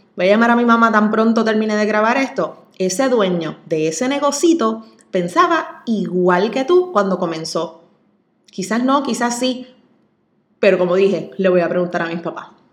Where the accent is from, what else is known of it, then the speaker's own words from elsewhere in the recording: Coamo, Puerto Rico; also born or lived in San Juan; en Coamo, en ese es mi pueblo, donde siempre soñé con abrir algún tipo de negocio algún día, siguiéndole los pasos a mis padres, que son mi mayor ejemplo, orgullosísima de donde soy